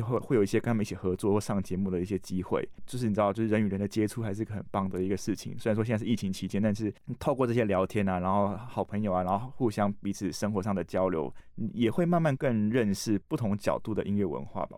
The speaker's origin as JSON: {"language": "Chinese", "region": "Tainan", "country": "Taiwan", "also_born_or_lived": "Taipei", "moved": "as an adult", "said": "我是台南人嘛，所以我来台北"}